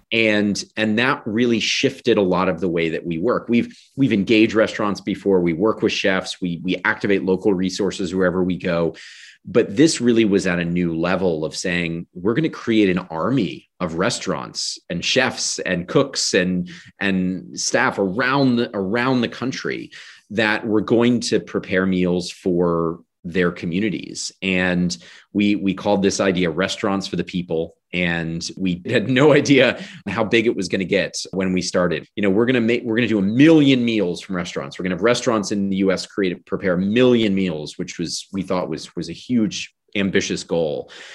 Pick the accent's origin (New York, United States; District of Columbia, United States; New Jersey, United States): District of Columbia, United States; Washington; I was born in Washington, D C. I grew up outside of D C.